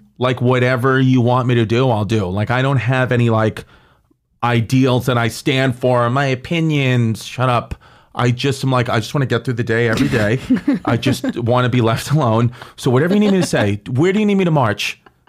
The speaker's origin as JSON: {"language": "English", "town": "New York City", "region": "New York", "country": "United States", "said": "I'm from New York."}